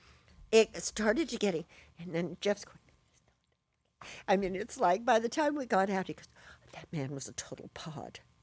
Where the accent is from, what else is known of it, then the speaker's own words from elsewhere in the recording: Bristol, South West England, United Kingdom; moved away; also born or lived in California; I was born in Bristol